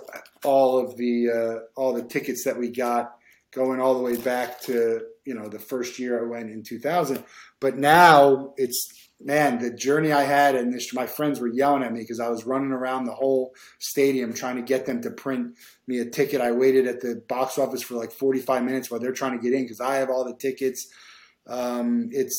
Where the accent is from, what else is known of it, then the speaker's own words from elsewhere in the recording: New Jersey, United States; I grew up in New Jersey